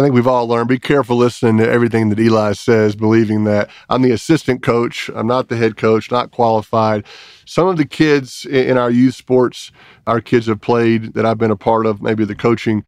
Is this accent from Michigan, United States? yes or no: no; New Orleans, Louisiana, United States; moved away; the house where I grew up in New Orleans